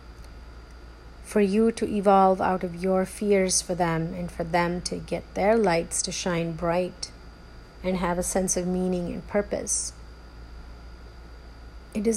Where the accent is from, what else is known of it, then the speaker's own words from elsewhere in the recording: India; moved away; how I was raised in India, the values that were instilled in me, the limitations of how I was parented in India